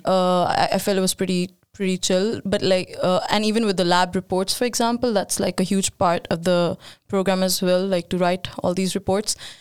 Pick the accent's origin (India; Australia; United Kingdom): India; now in Sweden; I moved, uh, to Sweden seven years ago, and I'm from India